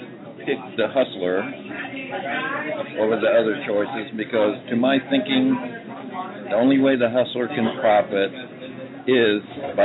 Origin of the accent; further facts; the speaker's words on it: Houston, Texas, United States; also born or lived in Israel; now in Dallas, United States; I live here in Dallas. I was born in Israel and grew up in Houston.